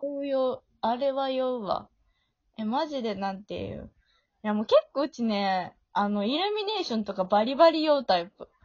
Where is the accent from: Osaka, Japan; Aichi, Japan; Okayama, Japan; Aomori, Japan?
Osaka, Japan; 大阪出身だから